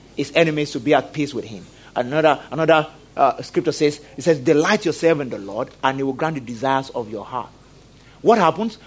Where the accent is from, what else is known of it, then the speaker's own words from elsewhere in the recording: Nigeria; I'm a Nigerian